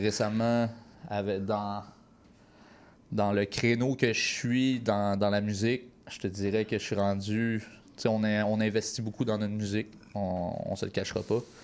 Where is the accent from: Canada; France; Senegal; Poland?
Canada; Berthierville, Quebec; Je viens de ce petit coin-là, Berthierville, une petite ville d'environ, je te dirais, 10 000 habitants. Euh, j'ai grandi là.